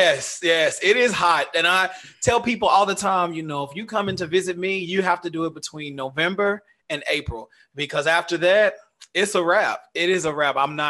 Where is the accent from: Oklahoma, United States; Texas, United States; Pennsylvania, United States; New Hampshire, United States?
Texas, United States; Dallas; moved away as an adult; now in United Arab Emirates; I grew up in the South, in Dallas